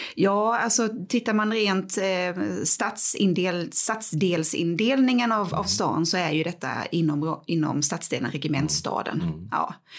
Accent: Växjö, Kronoberg County, Sweden; Jag är upp, född och uppvuxen på norra Teleborg

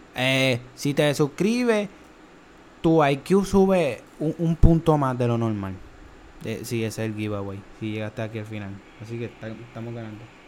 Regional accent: Trujillo Alto, Puerto Rico; Nosotros somos de Trujillo

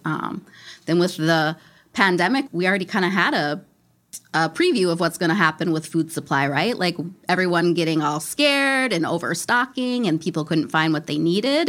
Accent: Minneapolis, Minnesota, United States; moved away as an adult; now in western Wisconsin, United States; I was born and raised in Minneapolis

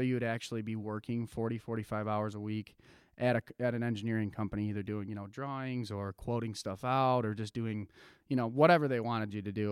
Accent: Jenison, Michigan, United States; also born or lived in Grand Rapids; I grew up, was born in Grand Rapids and was born and raised in Jenison

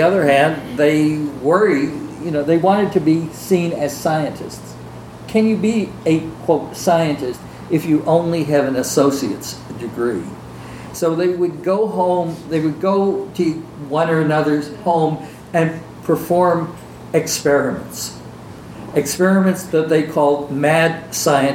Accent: New York City, New York, United States; growing up in New York City, in Manhattan

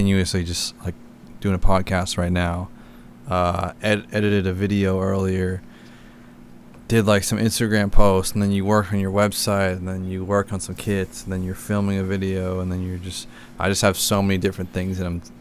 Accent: Boston, Massachusetts, United States; moved away as an adult; also born or lived in Florida; I'm from Boston area, and I was living in Florida with a couple of my buddies

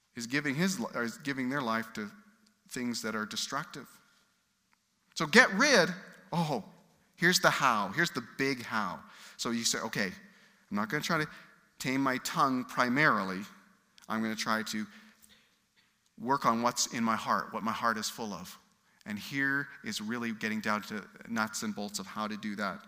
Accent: United Kingdom; I'm British

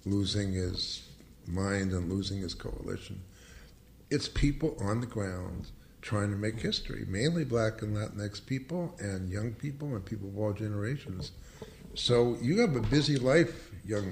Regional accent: New York, United States; now in Los Angeles, United States; I'm from New York

